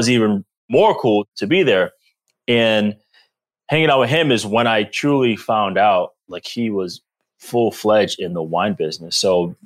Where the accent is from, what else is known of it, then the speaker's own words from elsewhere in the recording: Providence, Rhode Island, United States; moved away as an adult; also born or lived in Boston / Green Bay; I grew up in Providence, Rhode Island. I am from the East Coast, born and raised